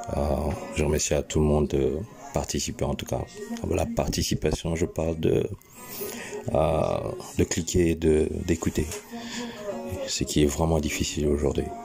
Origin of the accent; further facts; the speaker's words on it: France; now in England, United Kingdom; je suis français de base, euh, mais j'habite en Angleterre